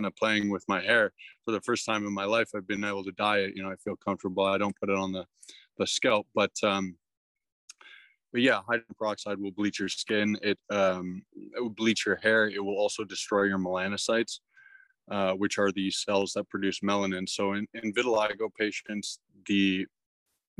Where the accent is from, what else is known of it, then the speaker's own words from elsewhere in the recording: Toronto, Ontario, Canada; I'm from Toronto